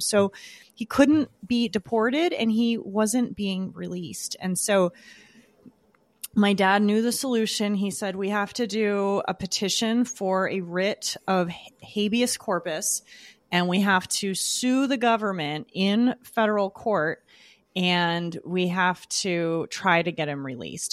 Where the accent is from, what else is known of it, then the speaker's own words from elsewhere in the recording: Southern California, United States; I was born in Southern California